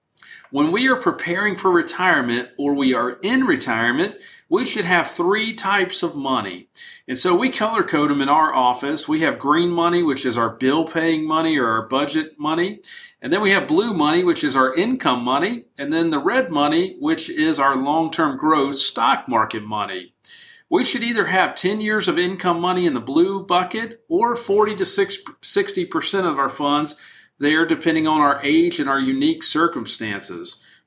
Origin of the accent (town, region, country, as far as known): United States